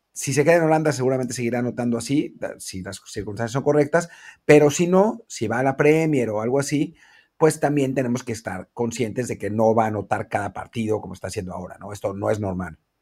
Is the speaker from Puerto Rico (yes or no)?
no; Mexico